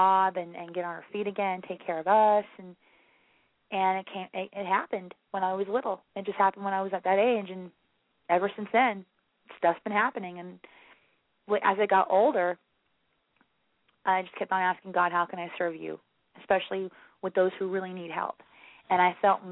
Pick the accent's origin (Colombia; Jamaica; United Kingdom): United Kingdom; England; moved away as an adult; also born or lived in Florida; now in Gainesville, United States; originally I am from England, but I've been in America for off and on for 15 years, so now I'm in Florida.